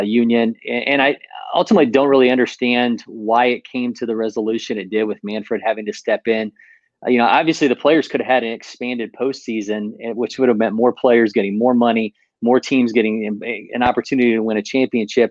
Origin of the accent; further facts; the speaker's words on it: Ohio, United States; now in Atlanta, United States; I'm originally from Ohio